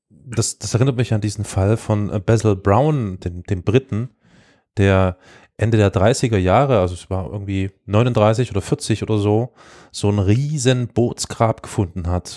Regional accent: East Germany, Germany; ich bin ja Ossi

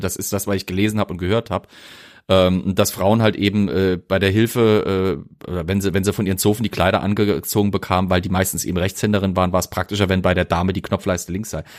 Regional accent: Germany; bei mir als Deutscher

